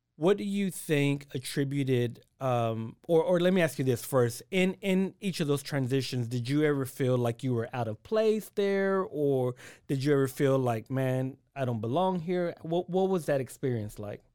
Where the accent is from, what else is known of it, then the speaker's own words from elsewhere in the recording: Waco, Texas, United States; I'm originally from Waco